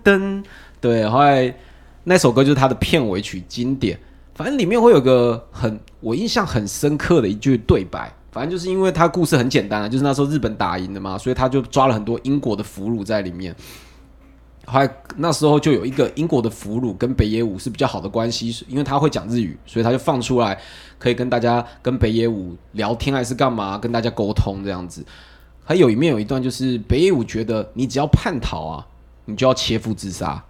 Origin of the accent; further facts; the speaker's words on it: Taiwan; 我们台湾第一部偶像剧出来了